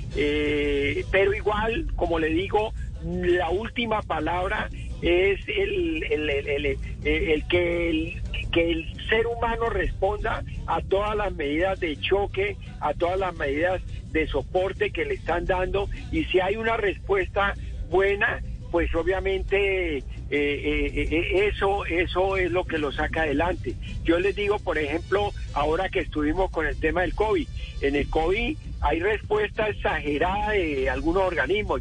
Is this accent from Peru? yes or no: no; Colombia; como colombianos